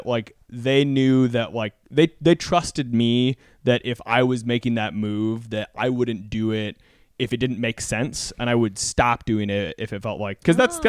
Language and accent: English; Texas, United States; And like, I'm from Texas.